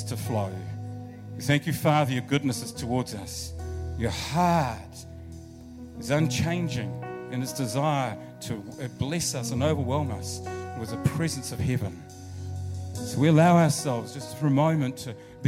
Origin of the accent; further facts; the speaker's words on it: Rangiora, Canterbury, New Zealand; moved away; also born or lived in Brooklyn, Wellington; I was born in Rangiora, so that's my hometown